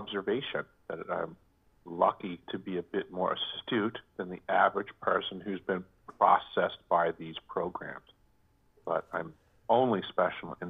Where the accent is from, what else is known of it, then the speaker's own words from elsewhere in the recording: New York, United States; moved away; I came from New York, where we were always taught that it was a great melting pot